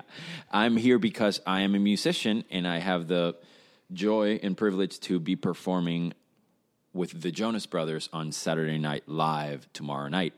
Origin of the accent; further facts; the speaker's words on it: Caracas, Capital District, Venezuela; I was born and raised in Caracas, Venezuela